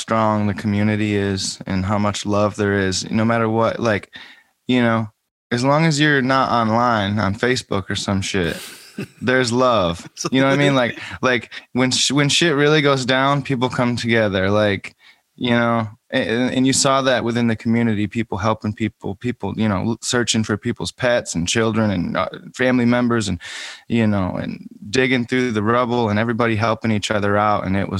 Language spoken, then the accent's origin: English; Ionia, Michigan, United States; moved away as an adult; now in Nashville, United States; I grew up in Ionia, Michigan, which is like outside of Grand Rapids, about a half hour.